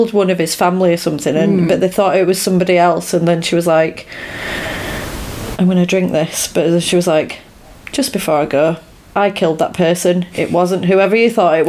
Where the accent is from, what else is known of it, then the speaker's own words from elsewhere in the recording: Yorkshire and the Humber, United Kingdom; I'm from Yorkshire.